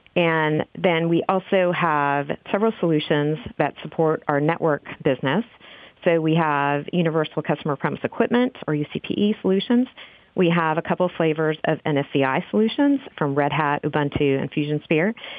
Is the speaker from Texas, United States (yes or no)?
yes; Texas, United States; now in Oregon, United States; I am originally from Texas, and we are up here now in Oregon